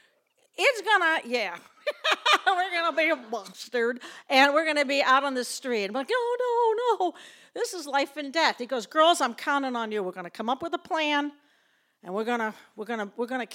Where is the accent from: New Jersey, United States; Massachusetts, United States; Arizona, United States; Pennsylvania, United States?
Massachusetts, United States; Lowell; also born or lived in Winchester, Massachusetts; I was born in Lowell, Massachusetts.